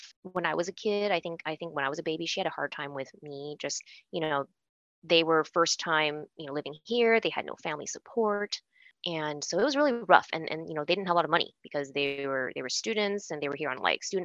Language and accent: English; Bay Area, California, United States; I grew up in the Bay Area in California